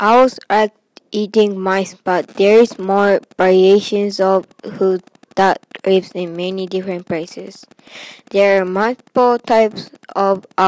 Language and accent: English; Japan; now in United States; I'm from Japan, but now I'm in the USA